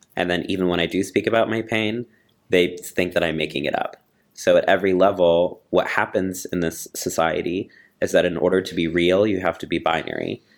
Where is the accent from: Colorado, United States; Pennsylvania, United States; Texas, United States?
Texas, United States; moved away; I grew up in Texas